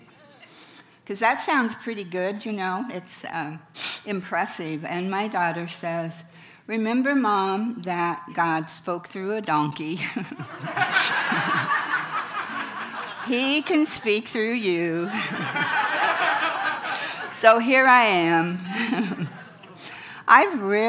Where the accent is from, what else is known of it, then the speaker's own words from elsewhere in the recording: Farmington, New Mexico, United States; Growing up in Farmington, New Mexico in the 1940s